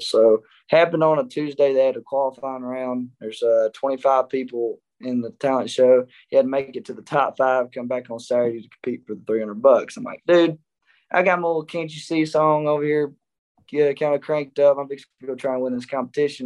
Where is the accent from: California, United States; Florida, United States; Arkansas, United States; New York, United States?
Arkansas, United States; Nashville; also born or lived in Murfreesboro, Arkansas; now in Nashville, Tennessee, United States; I'm from Nashville, Arkansas, and we moved to Murfreesboro, Arkansas